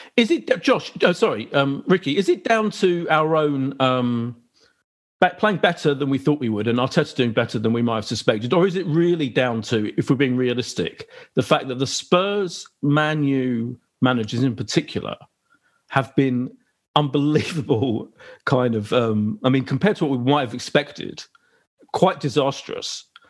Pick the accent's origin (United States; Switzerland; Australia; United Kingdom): United Kingdom; London; I grew up in Clapton as well. So I'm an East Ender, really